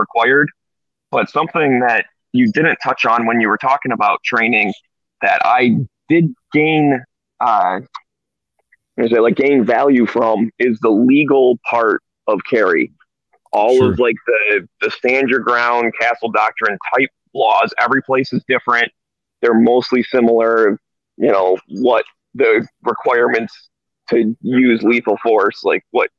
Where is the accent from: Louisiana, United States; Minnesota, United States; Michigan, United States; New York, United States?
Michigan, United States; now in California, United States; originally I'm from Michigan